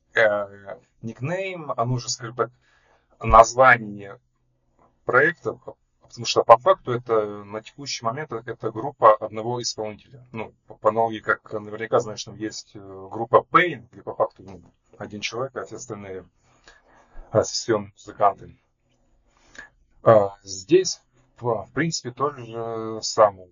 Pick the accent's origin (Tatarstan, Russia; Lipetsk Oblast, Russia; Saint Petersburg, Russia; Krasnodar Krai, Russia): Lipetsk Oblast, Russia; Lev Tolstoy; also born or lived in Pushkinsky District, Moscow Oblast; now in Moscow, Russia; я изначально родился в Московской области, но где-то половину своей жизни жил в Липецкой области. То есть в Москву я переехал примерно в 2013, получается, году.